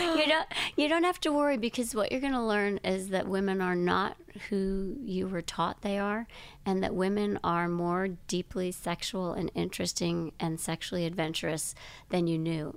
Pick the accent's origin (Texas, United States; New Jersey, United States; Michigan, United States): Michigan, United States; Grand Rapids; I grew up in Grand Rapids, Michigan